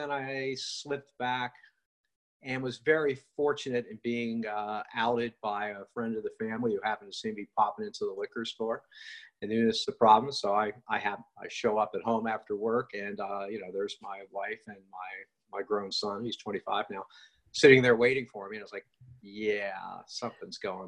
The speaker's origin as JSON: {"language": "English", "region": "West Virginia", "country": "United States", "tie": "born or raised there", "said": "I grew up in West Virginia."}